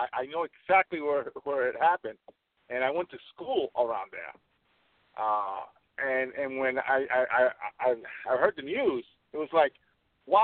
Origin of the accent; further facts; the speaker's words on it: New York City, New York, United States; moved away; I was born and raised in New York City